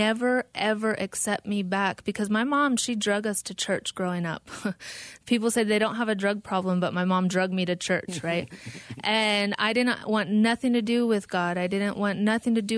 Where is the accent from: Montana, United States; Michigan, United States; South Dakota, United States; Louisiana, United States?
South Dakota, United States; moved away as an adult; now in Phoenix, United States; I grew up in South Dakota, not on the reservation